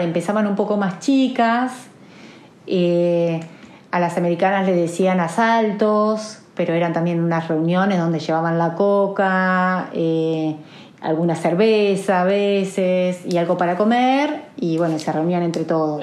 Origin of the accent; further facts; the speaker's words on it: Olavarría, Buenos Aires Province, Argentina; de Olavarría, tengo 46 años